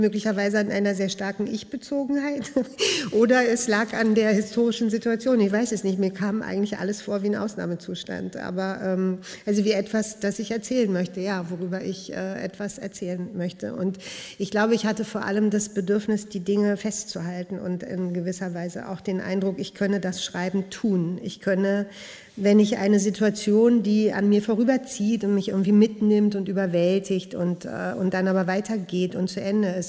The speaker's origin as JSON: {"language": "German", "region": "Berlin", "country": "Germany", "tie": "born or raised there", "also_born_or_lived": "Prenzlauer Berg, Berlin", "said": "Und ich bin in Westberlin geboren und ich bin in Neukölln groß geworden"}